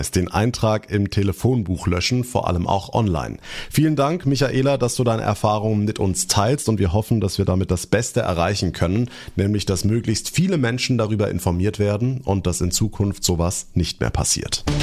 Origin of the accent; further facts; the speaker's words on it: Freiburg, Baden-Württemberg, Germany; meine Heimatstadt Freiburg und den bunten Schwarzwald vertreten